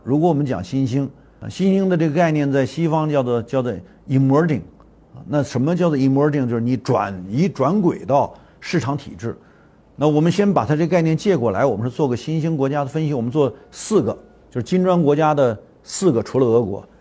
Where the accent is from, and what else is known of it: China